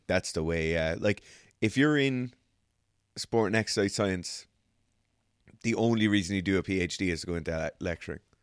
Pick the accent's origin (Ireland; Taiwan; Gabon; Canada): Ireland; as Irish people